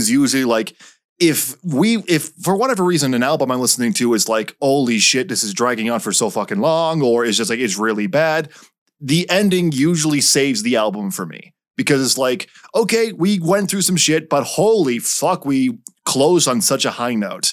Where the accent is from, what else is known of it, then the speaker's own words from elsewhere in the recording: Canada; we're both Canadian